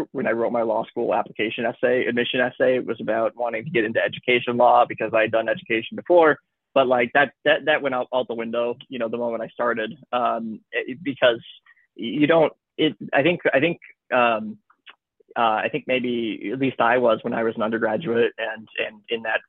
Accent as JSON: {"language": "English", "region": "Michigan", "country": "United States", "also_born_or_lived": "Chicago, United States", "moved": "as an adult", "lives_now": "Los Angeles, United States", "said": "I'm from Michigan"}